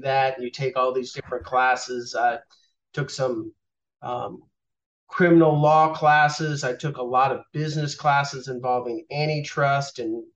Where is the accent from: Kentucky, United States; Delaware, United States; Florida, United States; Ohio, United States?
Florida, United States; Boynton Beach; moved away as an adult; also born or lived in the north (US); now in Atlanta, United States; I grew up mostly in South Florida by way of the north, but I've been in Atlanta over half my life at this point